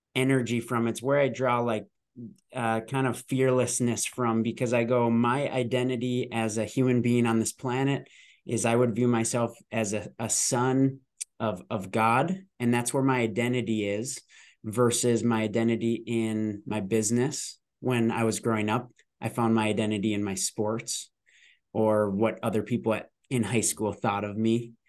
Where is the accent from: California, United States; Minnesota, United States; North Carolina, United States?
Minnesota, United States; I am born and raised in Minnesota